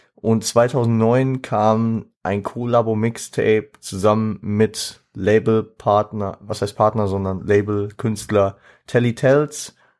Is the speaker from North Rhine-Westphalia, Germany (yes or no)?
no; Frankfurt, Hesse, Germany; als Frankfurter